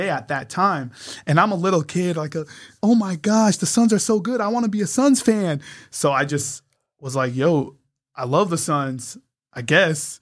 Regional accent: San Diego, California, United States; born or raised there; also born or lived in Poway

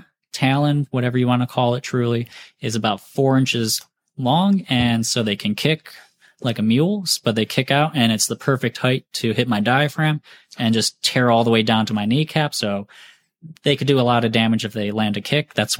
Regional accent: Mentor, Ohio, United States; moved away as an adult; now in Greensboro, United States; where I grew up in Mentor, Ohio, outside of Cleveland.

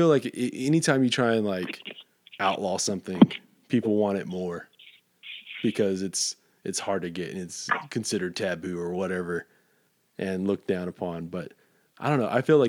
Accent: Fort Stockton, Texas, United States; moved away; when I grew up in Fort Stockton

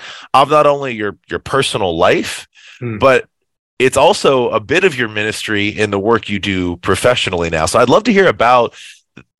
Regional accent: Chattanooga, Tennessee, United States; now in Brooklyn, United States; I went to high school in Chattanooga, Tennessee

